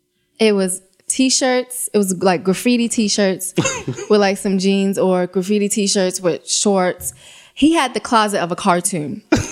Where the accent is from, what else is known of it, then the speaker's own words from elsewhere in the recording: London, United Kingdom; Yeah, I was born in London, yes.